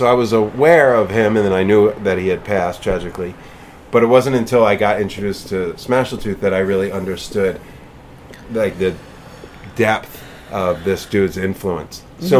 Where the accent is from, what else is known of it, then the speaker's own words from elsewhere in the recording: East Coast, United States; moved away; I'm from the East Coast